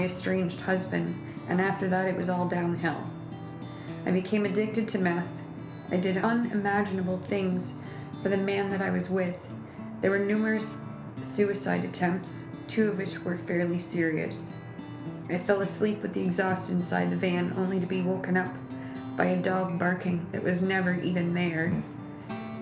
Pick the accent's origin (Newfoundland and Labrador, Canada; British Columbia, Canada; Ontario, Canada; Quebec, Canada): Ontario, Canada; Kincardine; I was born and raised in Kincardine